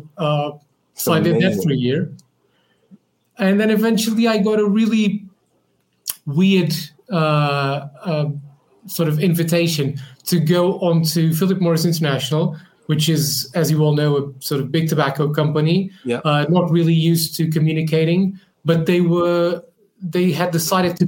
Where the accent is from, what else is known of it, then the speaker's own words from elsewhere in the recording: Portugal; moved away as an adult; now in London, United Kingdom; I moved from Portugal to London